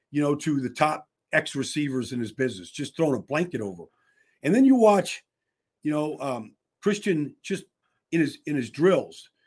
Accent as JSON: {"language": "English", "town": "Pittsburgh", "region": "Pennsylvania", "country": "United States", "said": "I'm from the Berg. I know all the high schools in Pittsburgh."}